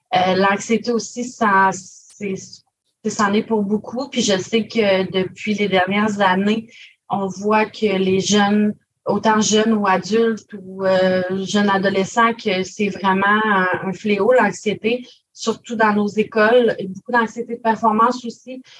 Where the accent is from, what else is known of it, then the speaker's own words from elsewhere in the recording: Grande-Rivière, Quebec, Canada; je suis originaire de Grande-Rivière